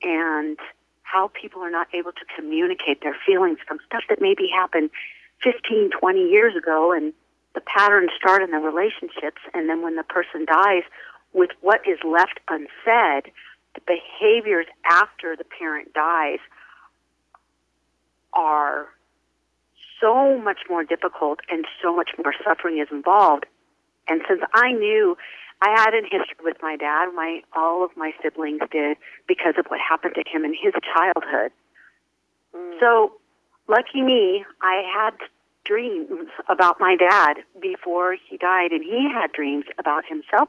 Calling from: Temecula, California, United States; Temecula, California, which is about 45 minutes north of San Diego.

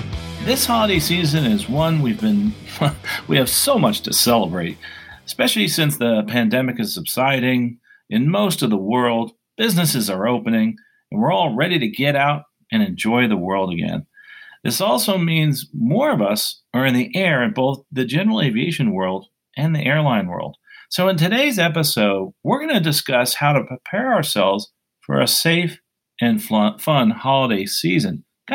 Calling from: Basking Ridge, New Jersey, United States; So I am recording today from Basking Ridge, New Jersey, and used to be an airport here.

